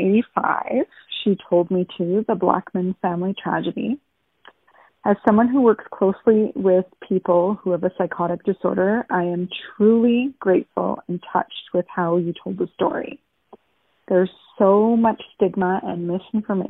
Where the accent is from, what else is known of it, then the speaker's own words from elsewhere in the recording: Thunder Bay, Ontario, Canada; I'm from Thunder Bay, home of the Sleeping Giant